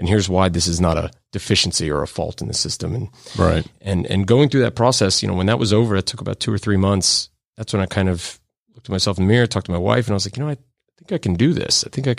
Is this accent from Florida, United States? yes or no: yes; Florida, United States; also born or lived in New York; I was born in New York, but grew up in South Florida.